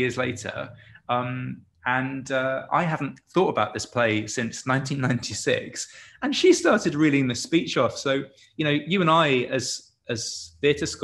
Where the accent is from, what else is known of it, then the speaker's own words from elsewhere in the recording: Canterbury, South East England, United Kingdom; I'm from Canterbury, so I'm from Marlowe land